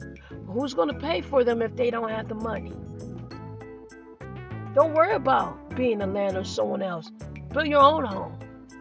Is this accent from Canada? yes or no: no; Nigeria; We're both Nigerian.